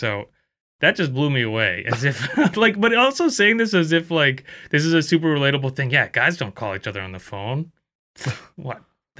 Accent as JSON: {"language": "English", "country": "Philippines", "said": "I'm actually Filipino, man."}